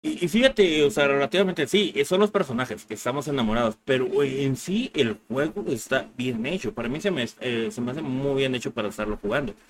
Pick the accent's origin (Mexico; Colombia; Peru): Mexico